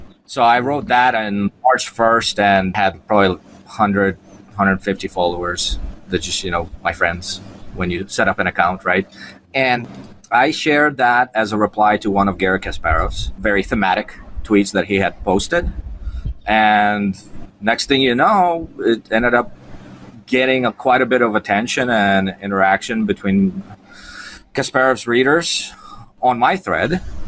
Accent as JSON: {"language": "English", "country": "Japan", "tie": "born or raised there", "said": "was my childhood dream as I was growing up in Japan in elementary school."}